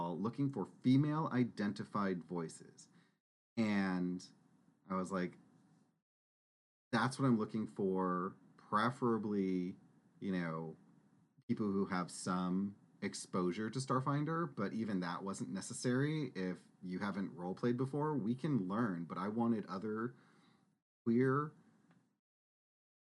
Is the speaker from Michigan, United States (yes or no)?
no; Texas, United States; we grew up in Texas. Saying "y'all" rolls off the tongue